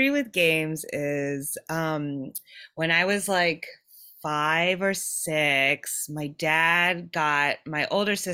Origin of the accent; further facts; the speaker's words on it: Japan; I so I I was born and raised in Japan